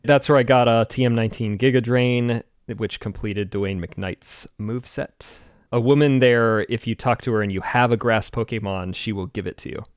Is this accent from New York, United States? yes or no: no; Washington, United States; I'm from Washington